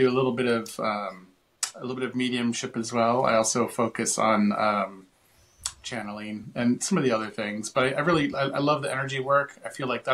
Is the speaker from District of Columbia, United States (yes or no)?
yes; Washington, District of Columbia, United States; also born or lived in Gettysburg; I grew up in Washington, D.C.